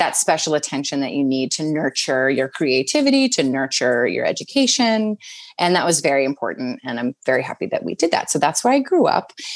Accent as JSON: {"language": "English", "town": "Wildwood Crest", "region": "New Jersey", "country": "United States", "tie": "born or raised there", "also_born_or_lived": "Washington D.C. / Maryland", "moved": "yes", "lives_now": "New York City, United States", "said": "I grew up in Wildwood Crest, New Jersey, and Cape May area is more what people know it as"}